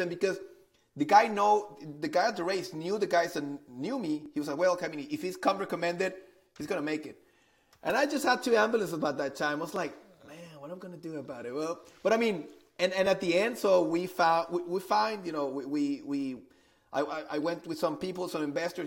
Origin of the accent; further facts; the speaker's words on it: Monterrey, Nuevo León, Mexico; I'm originally from Monterrey, Mexico. So I've been uh, I've been living in, in Mexico for, for all my life